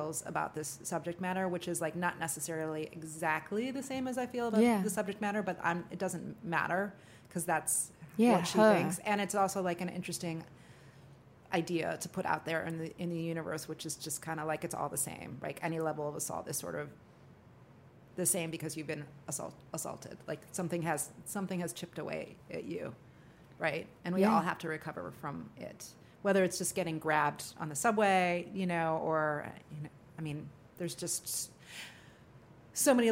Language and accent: English; Midwest, United States; also born or lived in New York City, United States; now in New Orleans, United States; I'm from the Midwest originally, which is a very friendly place.